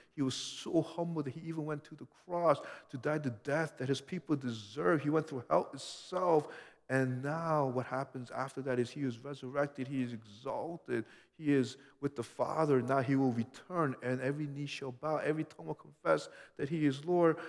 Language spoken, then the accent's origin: English; United States; being this American I was